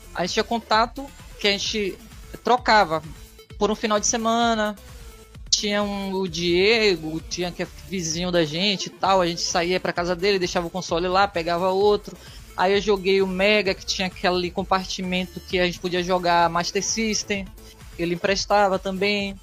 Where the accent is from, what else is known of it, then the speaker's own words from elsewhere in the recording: Bahia, Brazil; Sou da Bahia